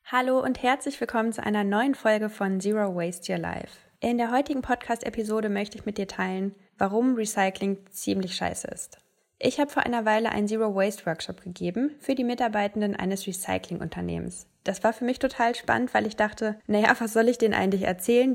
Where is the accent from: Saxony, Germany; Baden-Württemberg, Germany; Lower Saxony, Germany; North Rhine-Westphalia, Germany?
North Rhine-Westphalia, Germany; Ruhr area; in meiner Heimat im Ruhrgebiet